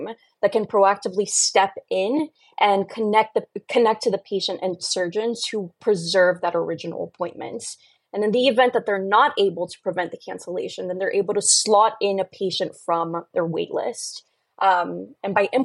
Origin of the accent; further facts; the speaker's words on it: Brazil; moved away; I love sharing case studies from my home country